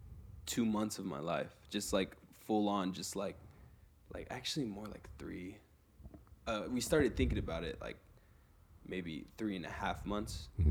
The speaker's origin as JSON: {"language": "English", "town": "Los Angeles", "region": "California", "country": "United States", "tie": "born or raised there", "said": "I am from the eastern area of Los Angeles, so like San Gabriel Valley."}